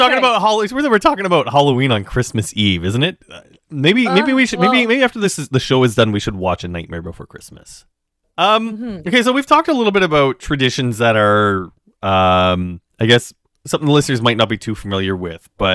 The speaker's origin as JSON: {"language": "English", "region": "Saskatchewan", "country": "Canada", "tie": "born or raised there", "moved": "yes", "lives_now": "Toronto, Canada", "said": "I do speak the language, but I grew up in Saskatchewan"}